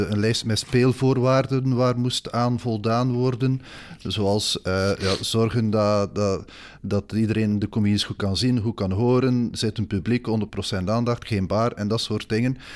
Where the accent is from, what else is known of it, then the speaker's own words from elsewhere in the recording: Bruges, Flanders, Belgium; en ik ben van Brugge, dus ik verstond perfect wat ze in het West-Vlaams zeiden.